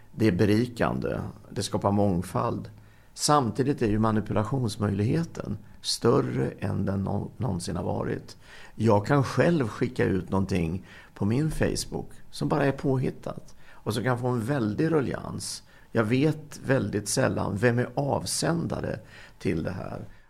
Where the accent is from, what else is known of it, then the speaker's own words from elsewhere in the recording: Linköping, Östergötland, Sweden; där jag växte upp, Linköping